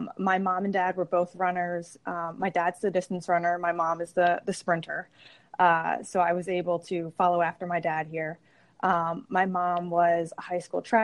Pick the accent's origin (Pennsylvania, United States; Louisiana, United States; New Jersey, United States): Pennsylvania, United States; Langhorne; I grew up in Bucks County. So Langhorne is actually where my parents still live.